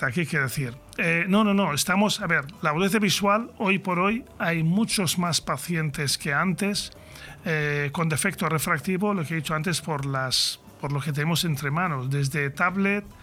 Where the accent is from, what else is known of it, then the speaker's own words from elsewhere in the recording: Catalonia, Spain; lo digo yo, siendo catalán